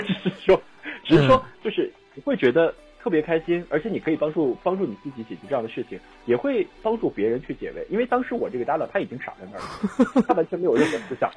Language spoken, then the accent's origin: Chinese; Qiqihar, Heilongjiang, China; also born or lived in South Korea; now in Daqing, China; 你要知道东北，我老家是在齐齐哈尔